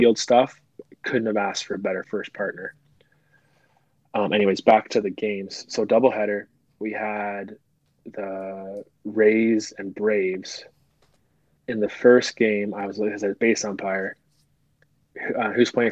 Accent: Vancouver, British Columbia, Canada; I'm from Vancouver. I'm from BC

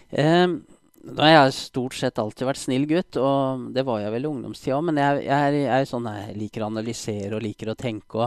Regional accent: Oslo, Norway; jeg er eh, født og oppvokst i Oslo

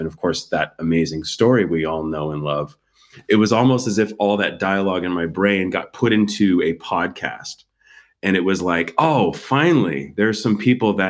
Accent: San Diego, California, United States; also born or lived in Hollywood; I grew up in San Diego. I mean, I grew up basically in the … backyard.

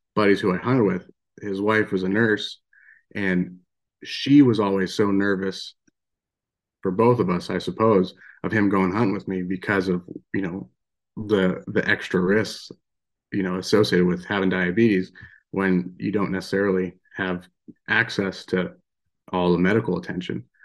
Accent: Western Pennsylvania, United States; moved away as an adult; now in Belgrade, Montana, United States; I grew up in Western Pennsylvania

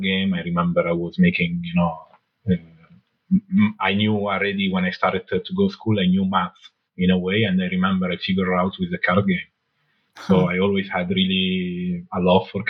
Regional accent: Alessandria, Piedmont, Italy; English is a second language; also born or lived in Morocco; So I was born in Italy, in Alessandria, in the north, near Milan. Then at 1 year old, actually, I moved to Morocco. I lived with my grandparents from 1 till 5. And then at 5, I came back to Italy.

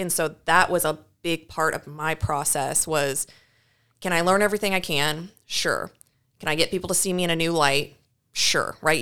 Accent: Knoxville, Iowa, United States; I'm originally from Knoxville, Iowa. That's where I grew up and went to school

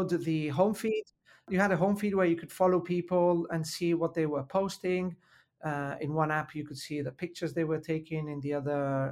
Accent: Milan, Lombardy, Italy; accent: Italian; English is a second language; I was in Milan, where I was born and raised. So I have to mention my Italian accent is due to the fact that I was born and raised in Italy

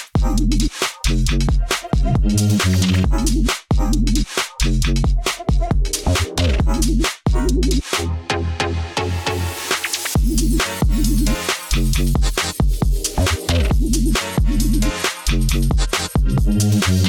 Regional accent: Stoke-on-Trent, West Midlands, United Kingdom; moved away; I'm from Stoke originally.

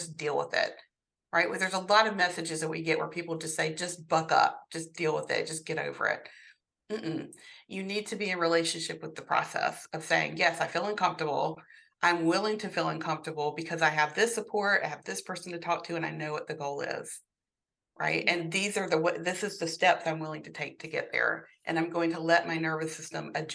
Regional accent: the South, United States; I grew up in the South, in a Southern Baptist household

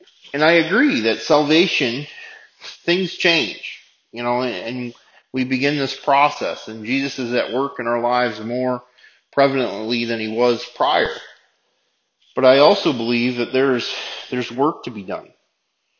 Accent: United States; as an American

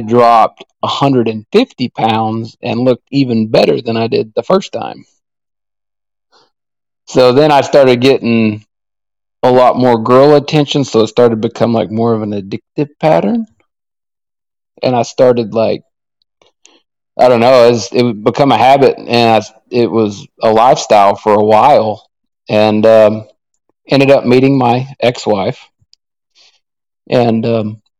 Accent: Oklahoma, United States; also born or lived in Arizona; I was born in Arizona, but my parents moved me back out, moved me to Oklahoma

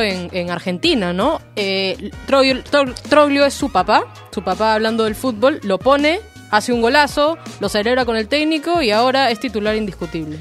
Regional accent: Peru; nosotros como peruanos

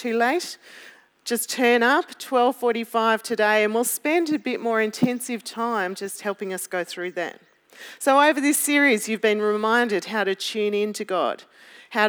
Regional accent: Melbourne, Victoria, Australia; I'm from Melbourne

